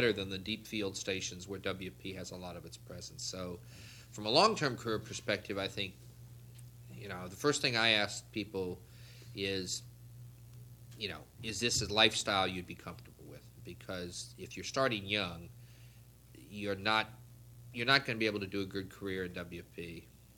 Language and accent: English; United States; there are jobs that I know I cannot apply for as an American